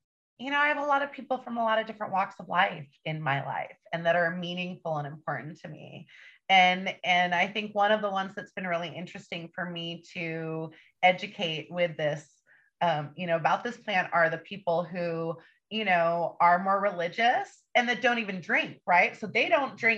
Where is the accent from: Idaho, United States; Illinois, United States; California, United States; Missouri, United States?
California, United States; Northern; I'm from Northern California. I lived on the streets by myself and was in juvenile halls and group homes